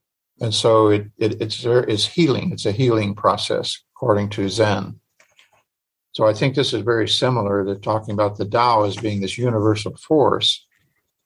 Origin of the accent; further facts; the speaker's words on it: Illinois, United States; I grew up in Illinois